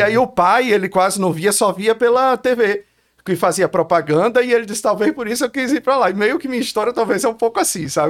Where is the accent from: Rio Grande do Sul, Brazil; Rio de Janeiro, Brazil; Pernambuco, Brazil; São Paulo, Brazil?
Pernambuco, Brazil; Olinda; moved away as an adult; also born or lived in Recife, Brazil / Los Angeles, United States; Nasci em Recife, Fosse mas morei, cresci, nasci, cresci, ou oh, cresci em Olinda